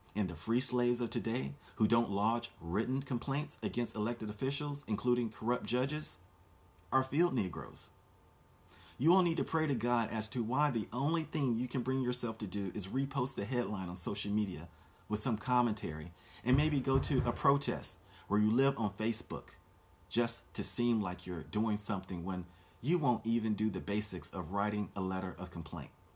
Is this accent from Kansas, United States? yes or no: no; Orlando, Florida, United States; my hometown of Orlando, Florida